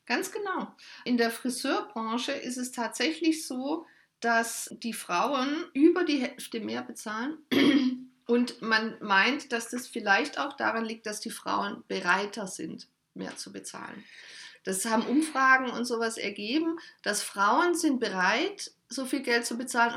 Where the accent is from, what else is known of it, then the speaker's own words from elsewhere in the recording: Germany; bei uns in Deutschland